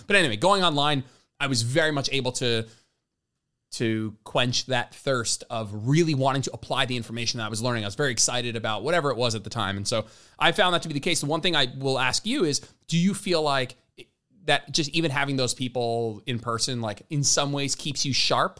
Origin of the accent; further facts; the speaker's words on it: Englewood, New Jersey, United States; moved away; we're from Englewood, so right near Hoboken